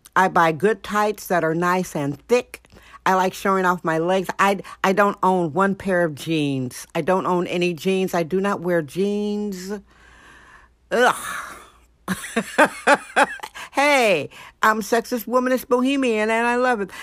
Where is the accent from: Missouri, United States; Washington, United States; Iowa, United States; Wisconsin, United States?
Wisconsin, United States; Milwaukee; now in San Francisco, United States; I am originally from Milwaukee, Wisconsin